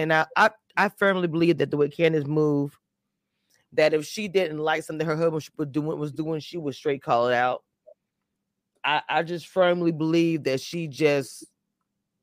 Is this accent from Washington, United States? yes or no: no; Louisiana, United States; I'm from Louisiana